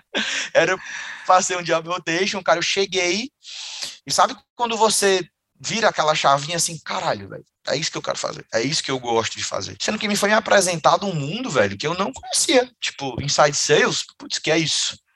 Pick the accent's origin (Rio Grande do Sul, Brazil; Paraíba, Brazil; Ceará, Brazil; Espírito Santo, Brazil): Ceará, Brazil; Fortaleza; Eu sou de Fortaleza, Ceará, e aí eu venho de uma família muito humilde aqui de Fortaleza